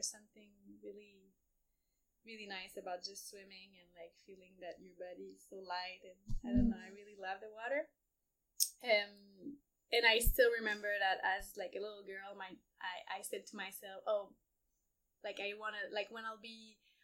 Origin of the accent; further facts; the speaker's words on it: Montreal, Quebec, Canada; moved away as an adult; also born or lived in Ecuador / El Salvador / Indonesia; I grew up in Montreal